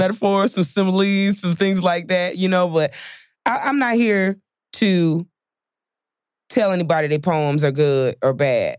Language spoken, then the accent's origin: English; Chicago, Illinois, United States; I'm from Chicago